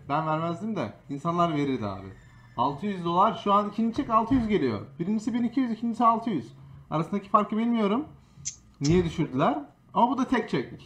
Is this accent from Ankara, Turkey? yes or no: no; Istanbul, Turkey; moved away as an adult; now in Boston, United States; tüm hayatım önce İstanbul'daydım. Üniversite sonuna kadar. Ondan sonra buraya taşındım.